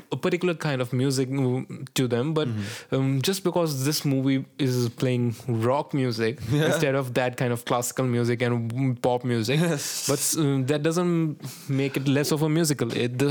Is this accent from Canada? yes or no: no; India; I'm an Indian